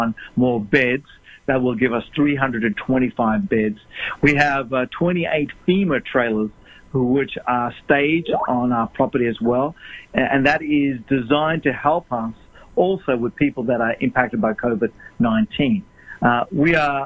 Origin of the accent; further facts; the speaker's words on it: Australia; moved away as an adult; also born or lived in South Africa; now in Orange County, United States; I was born in South Africa. Parents migrated to Australia when I was only a little boy, 8 years of age. And I've lived in Australia all my life until the last 3 years